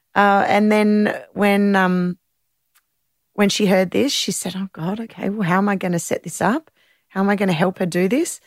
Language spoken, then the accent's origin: English; Sydney, New South Wales, Australia; I grew up in the North Shore of Sydney